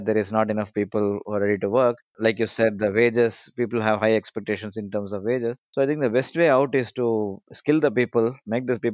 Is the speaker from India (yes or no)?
yes; India; I'm from India